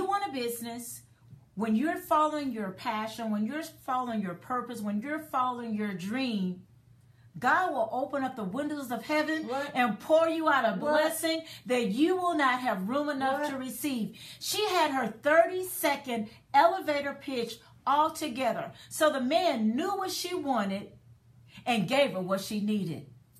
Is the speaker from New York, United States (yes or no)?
no; Dallas, Texas, United States; I'm from Dallas, and her resale shop was in Dallas